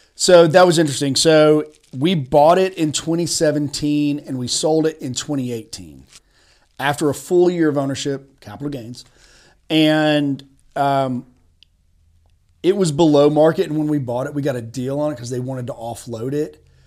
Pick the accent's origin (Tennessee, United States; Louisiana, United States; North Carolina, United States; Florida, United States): Tennessee, United States; Chattanooga; also born or lived in Birmingham, Alabama / Washington, D.C. / Nashville, Tennessee; I grew up in Tennessee. I'm from East Tennessee, Chattanooga in particular